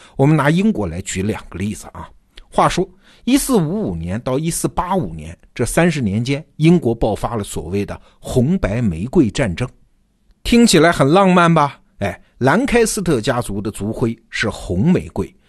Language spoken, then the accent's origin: Chinese; China; 我们中国人